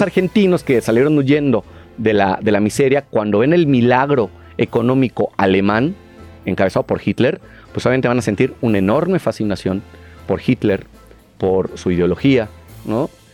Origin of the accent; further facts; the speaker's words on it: Mexico; Los mexicanos consumíamos un montón de cine argentino